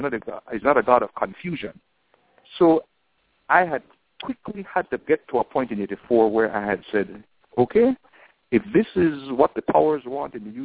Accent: Belize City, Belize District, Belize; I grew up on Mahogany Street all my life. I knew the area

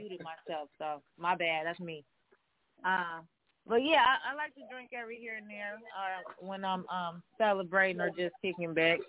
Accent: Cleveland, Ohio, United States; now in Las Vegas, United States; I'm not even from Las Vegas. I'm from Cleveland. So I'm definitely going to put on for my city.

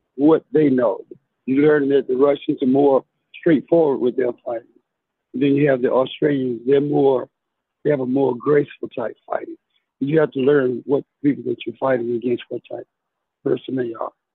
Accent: Tuscaloosa, Alabama, United States; I'm actually from Tuscaloosa, Alabama.

